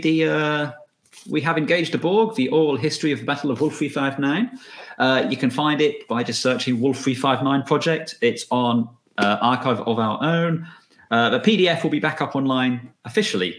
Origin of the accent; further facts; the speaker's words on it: Australia; accent: Australian; As you can tell by my perfect Australian accent.